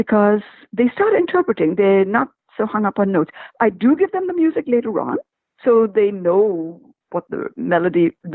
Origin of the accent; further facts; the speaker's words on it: India; I'm from India